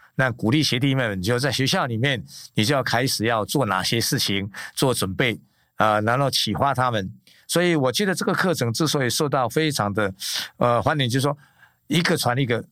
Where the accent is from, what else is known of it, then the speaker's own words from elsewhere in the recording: Linnei, Yunlin County, Taiwan; moved away as an adult; 我是在宜林县林内乡的很偏僻的一个乡下，一个山上林内